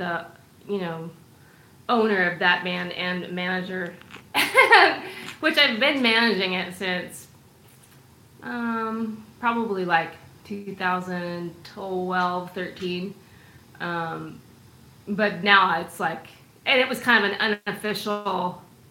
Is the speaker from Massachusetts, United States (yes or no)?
no; Seattle, Washington, United States; moved away as an adult; now in Austin, United States; I'm from Seattle area.